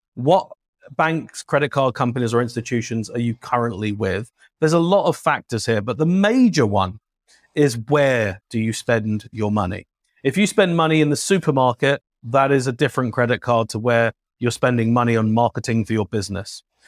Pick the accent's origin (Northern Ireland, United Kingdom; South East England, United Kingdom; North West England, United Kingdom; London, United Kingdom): London, United Kingdom; accent: British; now in United States; a kid growing up in London